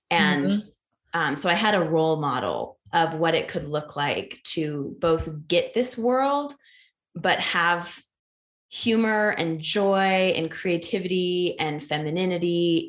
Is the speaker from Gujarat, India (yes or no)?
no; New Delhi, Delhi, India; also born or lived in Kobe, Japan; I grew up in Asia for 14 years of my life. My parents decided to teach at international schools when I was quite young. So I was in Kobe, Japan and New Delhi, India for those combined 14 years.